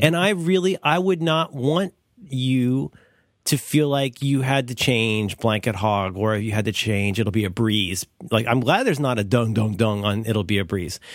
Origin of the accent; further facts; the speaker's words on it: Cincinnati, Ohio, United States; I'm from Cincinnati